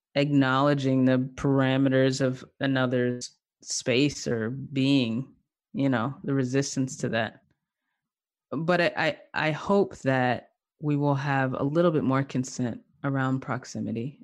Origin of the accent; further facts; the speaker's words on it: the South, United States; now in Durham, North Carolina, United States; I'm from the South, I moved back to the South, uh, last year